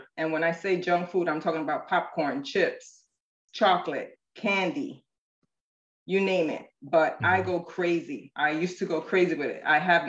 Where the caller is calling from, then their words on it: Stuart, Florida, United States; Seward, Florida, which is 45 minutes north of West Palm Beach.